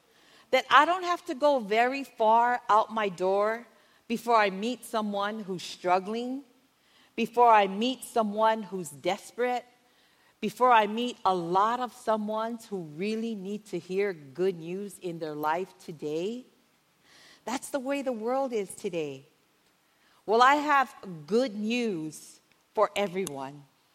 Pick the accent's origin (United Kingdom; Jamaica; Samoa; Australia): Samoa; moved away as an adult; When my husband and I moved here from Samoa, we were like in our 20s, so it was like kind of, you know, many moons ago.